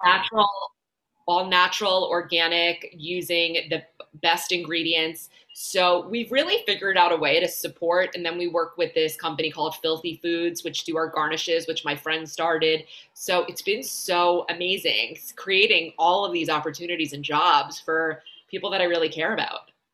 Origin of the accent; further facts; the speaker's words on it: Long Island, New York, United States; moved away as an adult; also born or lived in Boca Raton, Florida; now in Miami, United States; I'm originally from New York. I grew up on Long Island.